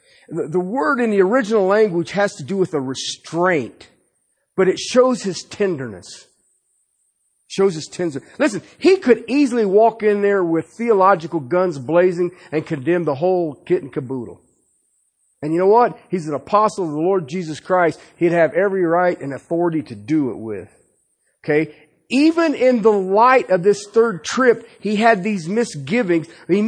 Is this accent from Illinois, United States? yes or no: no; Colorado, United States; Anytime I travel somewhere and I tell them I'm from Colorado, they want to know about the pot.